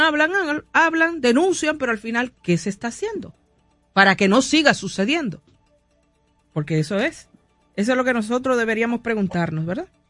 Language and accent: Spanish; Dominican Republic; cómo es que los dominicanos actuamos